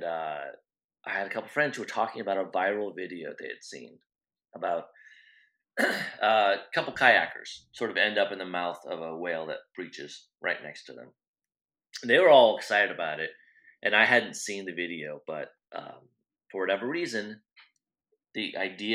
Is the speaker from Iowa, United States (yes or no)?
yes; Iowa, United States; I grew up in Iowa